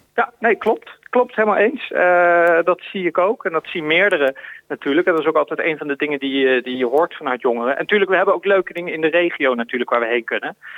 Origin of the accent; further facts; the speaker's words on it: Woensdrecht, North Brabant, Netherlands; moved away; also born or lived in The Hague; ik ben geboren in Den Haag, maar het grootste deel van mijn tijd ben ik opgegroeid in, eh, in de gemeente Woensdrecht. In Woensdrecht. Dat is een heel klein dorpje in, in Noord-Brabant.